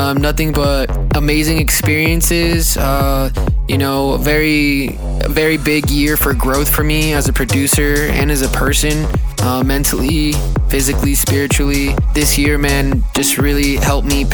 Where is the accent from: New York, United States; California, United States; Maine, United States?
California, United States; San Diego; moved away as an adult; now in Phoenix, United States; Right now, I'm currently living in Phoenix, Arizona, but I'm born and raised in San Diego, California